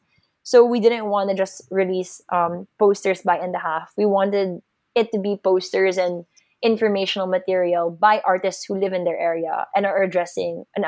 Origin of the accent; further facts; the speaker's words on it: Philippines; as a Filipino